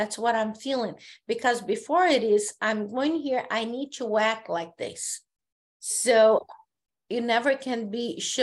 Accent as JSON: {"language": "English", "country": "Brazil", "first_language": "Portuguese", "second_language": "English", "moved": "as an adult", "said": "I live here"}